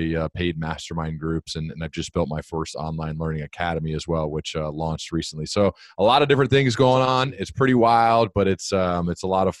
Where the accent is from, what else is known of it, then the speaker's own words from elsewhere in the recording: Dayton, Ohio, United States; I grew up here in Dayton, Ohio